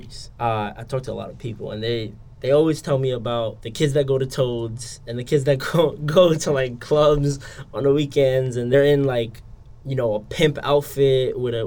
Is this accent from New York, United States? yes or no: yes; New York City, New York, United States; I grew up in Brooklyn, New York, so it speaks to, you know, that whole melting pot.